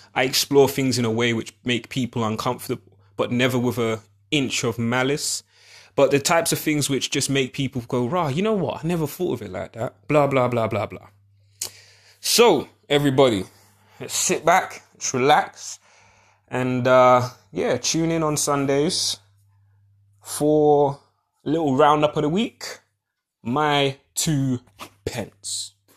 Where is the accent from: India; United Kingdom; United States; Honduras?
United Kingdom; a black British perspective